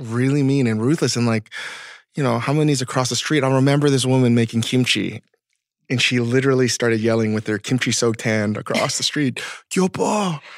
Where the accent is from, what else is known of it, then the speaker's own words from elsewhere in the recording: Vienna, Virginia, United States; also born or lived in McLean, Virginia; we grew up in Northern Virginia, too